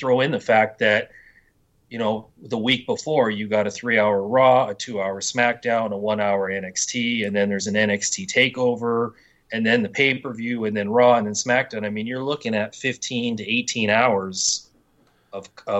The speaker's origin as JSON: {"language": "English", "town": "Edmonton", "region": "Alberta", "country": "Canada", "tie": "born or raised there", "said": "That's my hometown"}